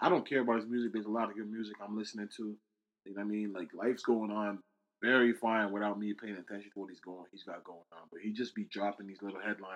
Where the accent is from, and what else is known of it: Canada